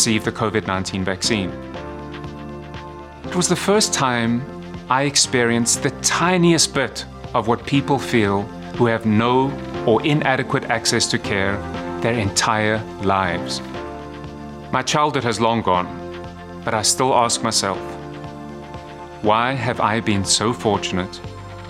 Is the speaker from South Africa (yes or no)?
yes; South Africa; moved away; I grew up in South Africa, the product of two physicians